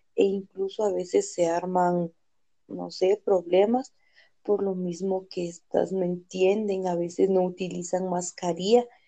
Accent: Salcajá, Quetzaltenango, Guatemala; yo soy de Salcajar.

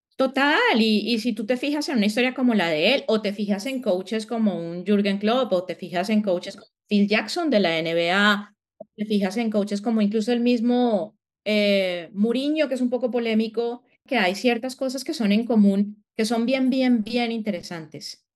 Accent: Colombia; moved away as an adult; now in United States; yo creo que en el acento lo sienten, soy colombiana, pero llevo viviendo en Estados Unidos ya casi 17 años, más o menos. Salí de Colombia hace 17 años

